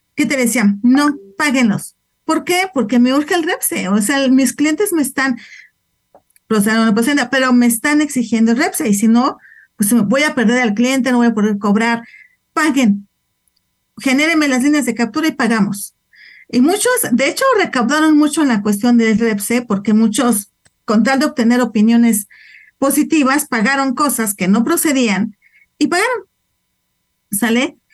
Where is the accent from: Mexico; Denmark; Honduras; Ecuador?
Mexico; Nosotros también como mexicanos somos residentes fiscales en México